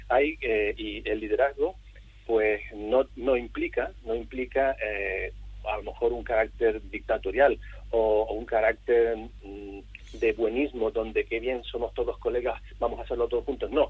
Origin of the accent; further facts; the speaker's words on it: Canary Islands, Spain; moved away; Eh, como has dicho, yo soy canario, llevo unos treinta y pico años fuera de Canarias